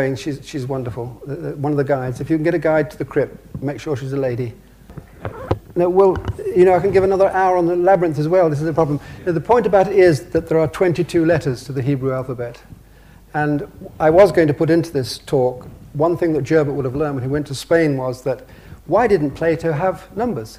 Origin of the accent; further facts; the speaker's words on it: England, United Kingdom; I'm English